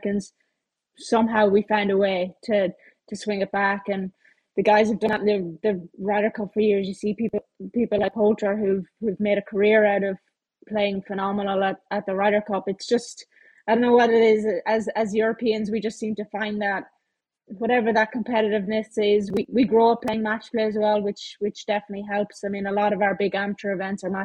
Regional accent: Ireland; me being Irish

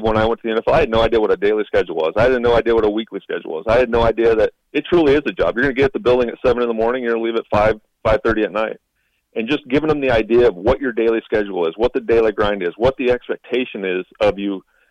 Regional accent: Nebraska, United States; Growing up in Nebraska

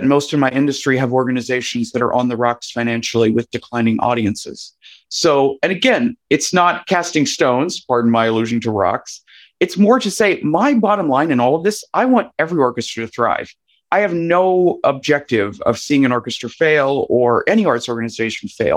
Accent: West Virginia, United States; also born or lived in Ohio; I grew up in West Virginia, a state I love very dearly and I'm proud to be from.

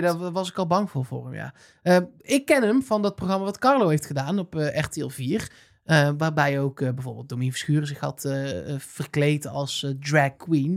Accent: North Brabant, Netherlands; als Brabander

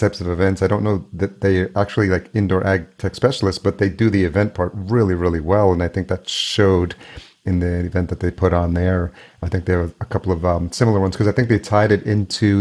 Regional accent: Yonkers, New York, United States; now in Minneapolis, United States; I grew up in New York. So I grew up in Yonkers, New York

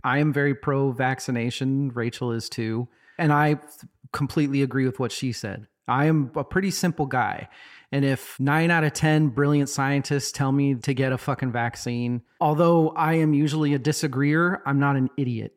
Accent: Boise, Idaho, United States; growing up in Boise as a non-religious person

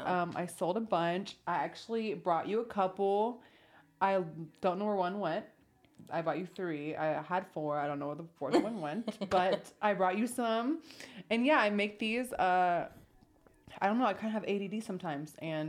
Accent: West Coast, United States; same country. Just, you know, you're from the East Coast, I'm from the West Coast.

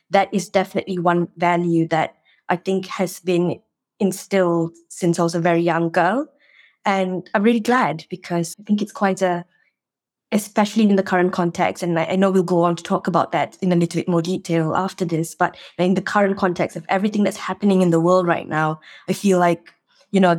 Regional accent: Malaysia; born or raised there; moved away as an adult; now in United Kingdom

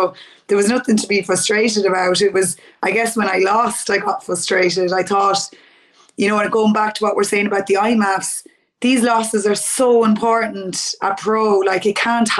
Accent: Mullingar, Westmeath, Ireland; I'm from Mullingar

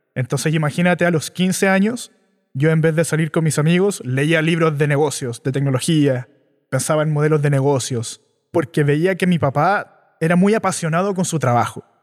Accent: Chile; Yo nací y crecí en Chile.

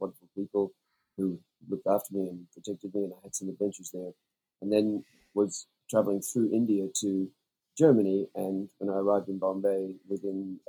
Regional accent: Australia; also born or lived in New Zealand; as an Australian

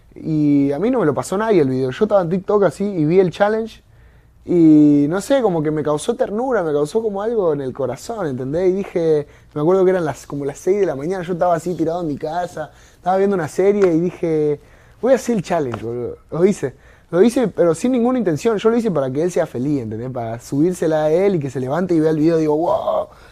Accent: Argentina; yo vengo de Argentina, de un barrio que nada que ver, ¿entendés? Con Miami

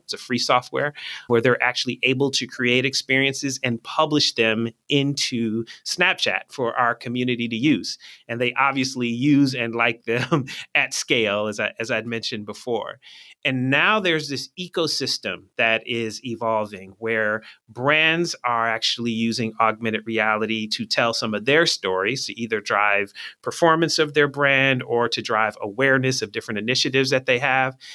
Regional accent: Philadelphia, Pennsylvania, United States; also born or lived in Michigan; I'm from Philly

